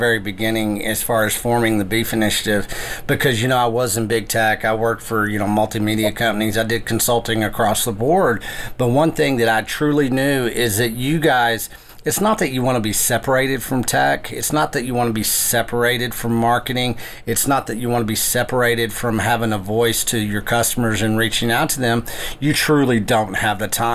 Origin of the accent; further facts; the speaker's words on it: West Texas, United States; I was growing up in West Texas